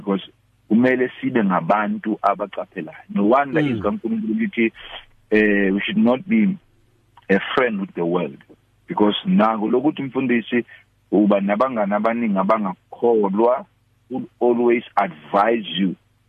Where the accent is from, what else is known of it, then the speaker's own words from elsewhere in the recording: Peckham, London, United Kingdom; No, I'm from Peckham.